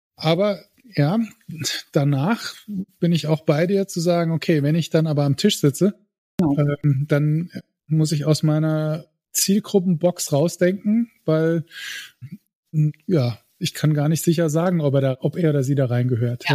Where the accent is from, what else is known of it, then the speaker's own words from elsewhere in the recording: Saarbrücken, Saarland, Germany; Saarländer, Saarbrücker, 280.000